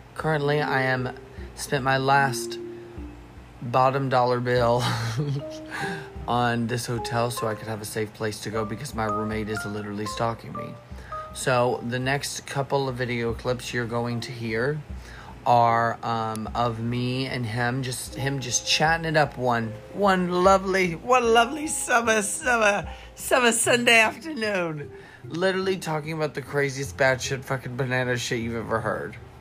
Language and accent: English; United States; now in Canada; I was born in the States, which has been questioned the entire fucking time since I've lived in this god awful motherfucking place